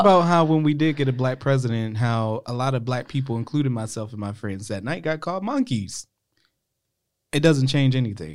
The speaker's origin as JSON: {"language": "English", "region": "Ohio", "country": "United States", "moved": "yes", "said": "because I'm from Ohio that I'm raised different"}